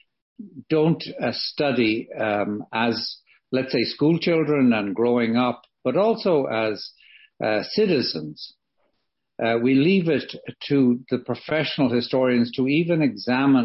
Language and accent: English; Ireland; moved away as an adult; now in Canada; I grew up in Ireland, and I graduated in medicine in Ireland, but I've worked all my professional life in Canada